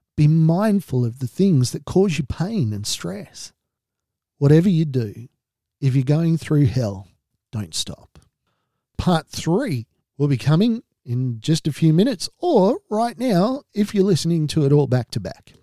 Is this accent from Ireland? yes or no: no; Australia; being an Australian